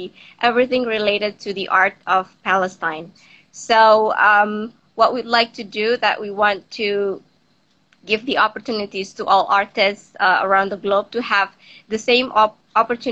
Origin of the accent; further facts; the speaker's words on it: Jakarta, Indonesia; here in my hometown in Jakarta, Indonesia.